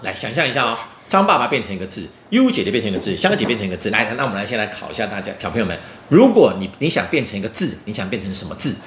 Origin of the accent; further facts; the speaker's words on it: Taiwan; 我们台湾人常常去大陆玩的时候啊，有时候会故意用台语在讲话